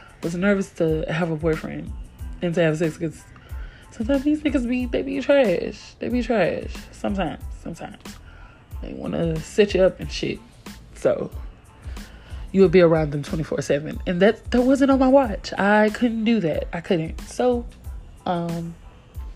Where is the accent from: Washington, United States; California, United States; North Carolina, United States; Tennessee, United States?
Tennessee, United States; moved away as an adult; also born or lived in Kansas; I'm from Tennessee, they're from Kansas, and from other states, but you know, I'm from the South.